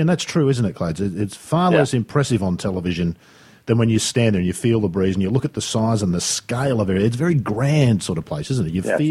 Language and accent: English; Sydney, New South Wales, Australia; growing up in Sydney